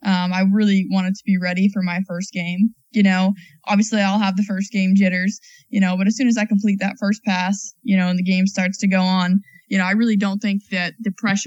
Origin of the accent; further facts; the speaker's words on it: New Hampshire, United States; I grew up in New Hampshire.